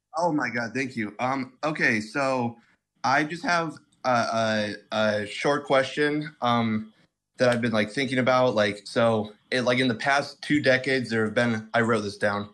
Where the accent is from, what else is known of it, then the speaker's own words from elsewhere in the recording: Midwest, United States; I'm from the Midwest